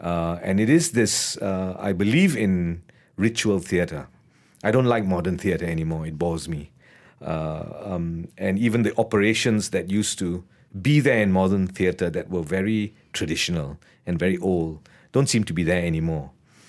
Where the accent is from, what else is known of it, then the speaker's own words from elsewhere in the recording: Sentul, Kuala Lumpur, Malaysia; I come from Sentul. And, you know, we are told that we don't like Malay people.